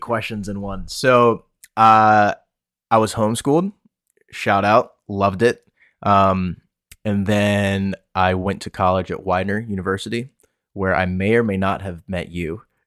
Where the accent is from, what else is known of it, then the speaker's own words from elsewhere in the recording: Pennsylvania, United States; also born or lived in Washington, D.C., United States / Bowie, Maryland, United States; I moved up to P A, where I am now